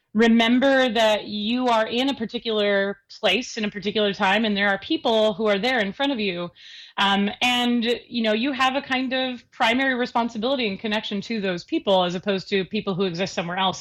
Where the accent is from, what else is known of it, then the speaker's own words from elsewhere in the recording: Seattle, Washington, United States; I grew up in the Seattle area